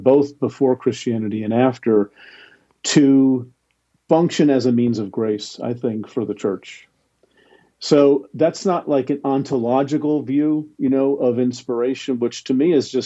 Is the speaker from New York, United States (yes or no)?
no; New Jersey, United States; I grew up in New Jersey.